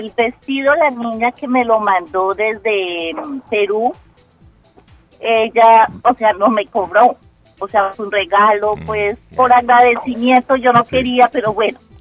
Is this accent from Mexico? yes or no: no; Colombia; now in Boston, United States; yo soy colombiana